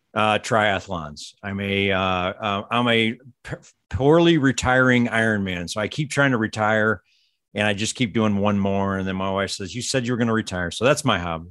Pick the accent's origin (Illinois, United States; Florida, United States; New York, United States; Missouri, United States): Missouri, United States; St. Louis; I grew up in the Saint Louis suburbs